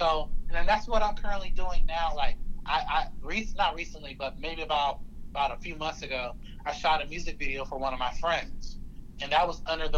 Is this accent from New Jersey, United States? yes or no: no; Pensacola, Florida, United States; Pensacola is my hometown